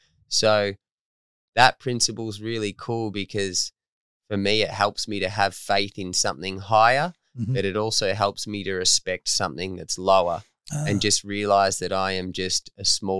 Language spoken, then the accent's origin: English; Torquay, Victoria, Australia; Where I'm from. Okay. I'm from Torquay.